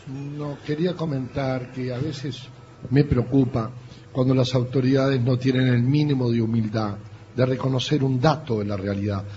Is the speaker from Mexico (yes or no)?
no; Uruguay; los uruguayos no nos conocen por muchas cosas en el mundo, pero por una nos distinguen, por la educación pública